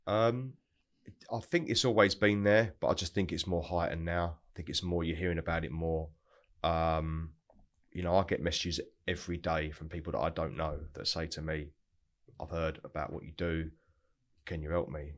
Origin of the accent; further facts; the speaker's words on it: Broxbourne, East of England, United Kingdom; also born or lived in North London; I grew up in Hertfordshire, which is really really nice part of the world. A place called Broxbourne